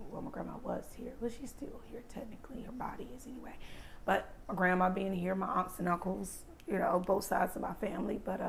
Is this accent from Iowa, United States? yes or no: no; New Bern, North Carolina, United States; also born or lived in Greenville, North Carolina; I am from New Bern. Born from New Bern? Craven Regional Medical Center. Before it was even Carolina East. Grew up here. My family stayed here. We moved to Greenville, and I graduated high school from Rose. Went to East Carolina. Never have I lived anywhere other than Eastern North Carolina.